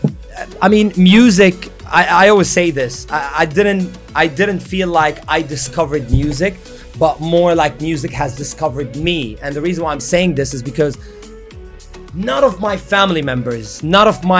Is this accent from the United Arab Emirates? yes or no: yes; Abu Dhabi, United Arab Emirates; I was born and raised in Abu Dhabi